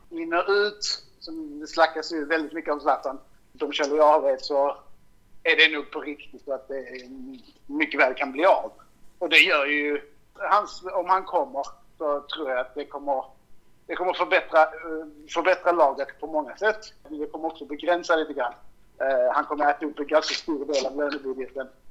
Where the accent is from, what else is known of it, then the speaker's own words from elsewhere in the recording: Malmö, Skåne, Sweden; jag är också från Malmö